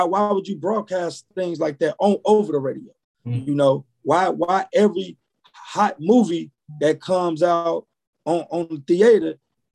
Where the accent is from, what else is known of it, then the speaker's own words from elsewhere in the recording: Chicago, Illinois, United States; I'm from Chicago